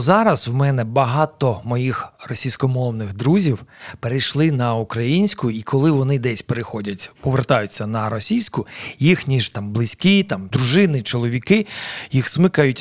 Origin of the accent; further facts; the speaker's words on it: Dnipro, Dnipropetrovsk Oblast, Ukraine; Ukrainian is a second language; moved away as an adult; now in Kyiv, Ukraine; Я народився в Дніпродзержинську колишньому, це Кам'янське зараз. Десь в році 82-му переїхав до Дніпра, тоді ще Дніпропетровська. mm Там закінчив школу свою середню